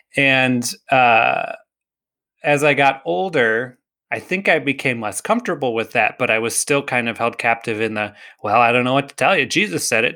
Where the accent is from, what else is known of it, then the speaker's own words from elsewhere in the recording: United States; I was born in the United States to Christian parents